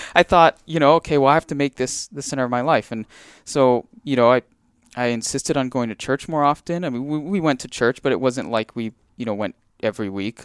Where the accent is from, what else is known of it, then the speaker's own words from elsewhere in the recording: Big Island, Hawaii, United States; I grew up on the Big Island